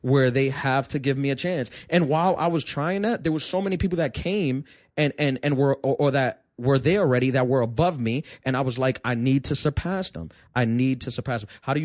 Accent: New York City, New York, United States; also born or lived in Brooklyn, New York; I was born in Queens. I grew up in Brooklyn until I was 11. Until I was 10, then I moved to Queens.

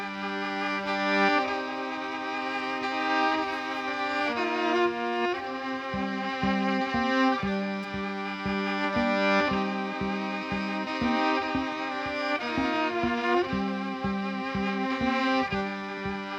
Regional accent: Duluth, Minnesota, United States; I'm from Duluth, Minnesota, up there

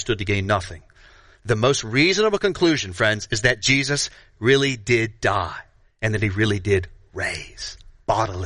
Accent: Florida, United States; I grew up in Florida

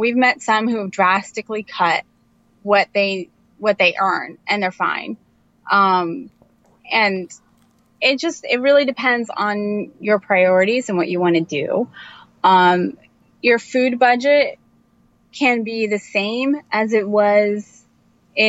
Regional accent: Indiana, United States; moved away; also born or lived in New Jersey; I'm from Indiana, which is in the Midwest

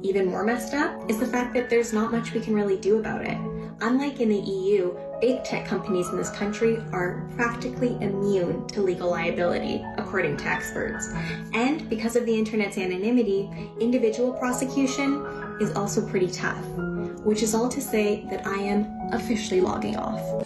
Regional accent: Cumbria, North West England, United Kingdom; now in Los Angeles, United States; I'm from Cumbria. I'm not from Northumbria

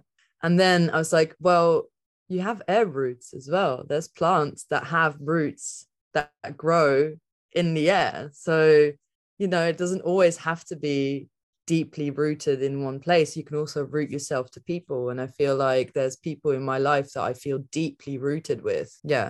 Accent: England, United Kingdom; So for me, there's like the village that I grew up in England.

